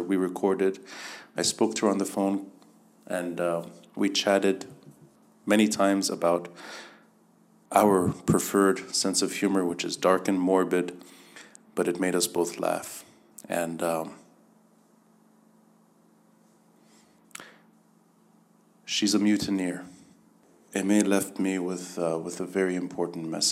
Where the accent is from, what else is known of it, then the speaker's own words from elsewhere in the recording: United States; now in Beirut, Lebanon; When I was younger, I was growing up in the States